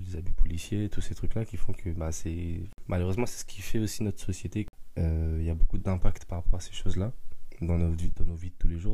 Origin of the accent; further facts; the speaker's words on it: Paris suburbs, Île-de-France, France; also born or lived in Mayotte; je suis né à Mayotte. je suis arrivé en France vers l'âge d'un an et demi, deux ans. Et puis après, voilà, j'ai grandi dans la banlieue parisienne